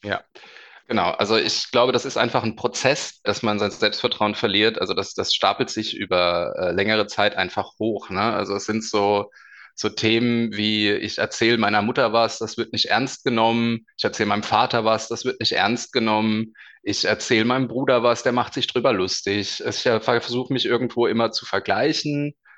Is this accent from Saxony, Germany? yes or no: no; Darmstadt, Hesse, Germany; also born or lived in Bavaria (Munich/Rosenheim area); now in Bavaria, Germany; komme gebürtig aus Darmstadt, lebe jetzt seit längerem schon in Bayern